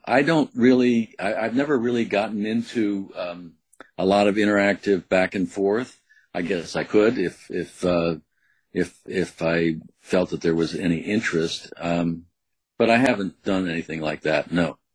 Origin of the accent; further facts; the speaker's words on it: U.S. Virgin Islands; I had a childhood growing up in St. Croix, which was an unusual childhood.